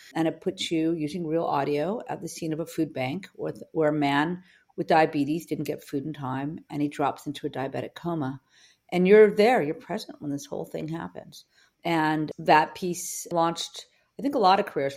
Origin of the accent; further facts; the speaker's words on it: Los Angeles, California, United States; I grew up in Venice, California, in Venice High School